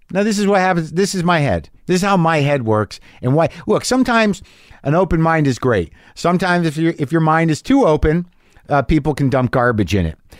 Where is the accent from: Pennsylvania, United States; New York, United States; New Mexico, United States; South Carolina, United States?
New Mexico, United States; Albuquerque; moved away; my hometown of Albuquerque, New Mexico